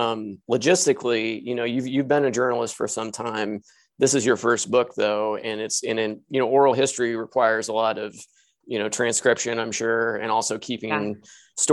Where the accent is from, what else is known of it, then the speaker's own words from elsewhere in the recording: Southern Indiana, United States; I grew up in Southern Indiana in a small town